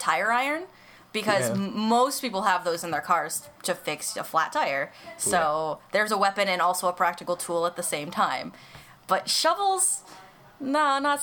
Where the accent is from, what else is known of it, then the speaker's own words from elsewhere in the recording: United States; we're just American.